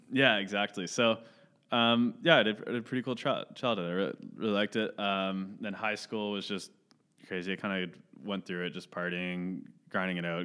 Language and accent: English; Caledon, Ontario, Canada; also born or lived in Mississauga; I grew up in Cheltenham. All my, all my budding memories and whatnot were from there, so I'd, would, I'd say I'm definitely from Caledon and not Mississauga